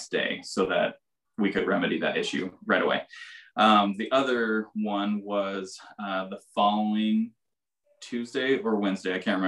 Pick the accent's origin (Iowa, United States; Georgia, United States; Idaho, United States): Idaho, United States; Coeur d'Alene; I'm a local born and raised in Coeur d'Alene